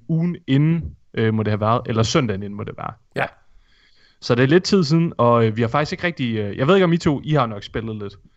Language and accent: Danish; Thisted, North Denmark Region, Denmark; moved away; hvor jeg kommer fra, Morten? Tissted